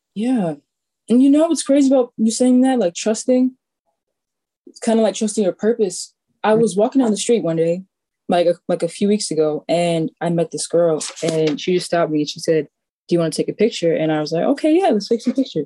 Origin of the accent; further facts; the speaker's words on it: New York City, New York, United States; growing up in Staten Island